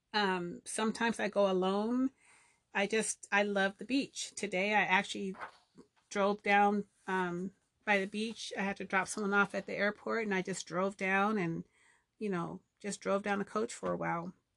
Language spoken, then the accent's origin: English; Southern California, United States; I grew up in Southern California